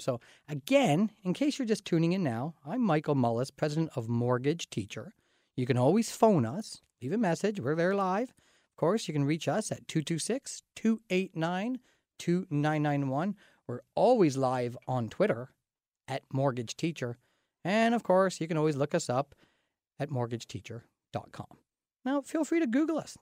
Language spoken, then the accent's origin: English; Canada; also born or lived in London, Ontario area; As a Canadian